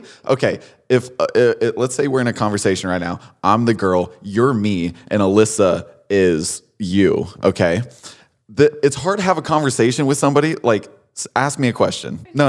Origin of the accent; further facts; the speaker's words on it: Connecticut, United States; So I'm from Connecticut.